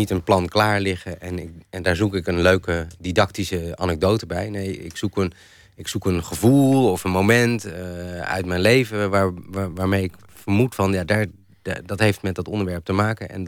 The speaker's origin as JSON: {"language": "Dutch", "region": "Randstad", "country": "Netherlands", "said": "toen ik naar Groningen verhuisde en ik kwam uit de Randstad"}